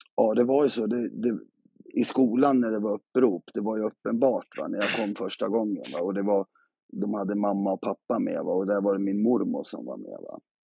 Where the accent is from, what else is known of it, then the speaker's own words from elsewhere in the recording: Gävle, Gävleborg County, Sweden; jag är uppväxt i, i Gävle på Brynäs